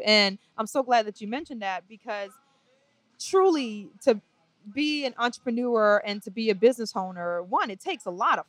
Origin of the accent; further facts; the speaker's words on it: New Orleans, Louisiana, United States; moved away as an adult; also born or lived in Trinidad and Tobago; now in Atlanta, United States; We were just avid lovers of all types of music growing up in New Orleans.